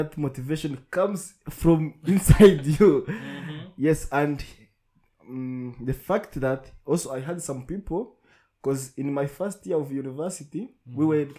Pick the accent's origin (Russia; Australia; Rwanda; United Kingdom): Rwanda; Rusizi, Western Province; moved away as an adult; now in Kigali, Rwanda; I'm from Rusizi.